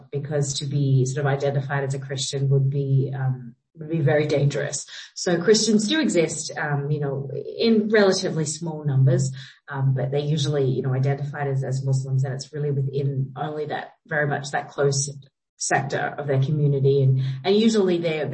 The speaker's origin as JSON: {"language": "English", "country": "Australia", "also_born_or_lived": "United States", "moved": "yes", "lives_now": "Kabul, Afghanistan", "said": "Jake and I are Australian and I'm also American"}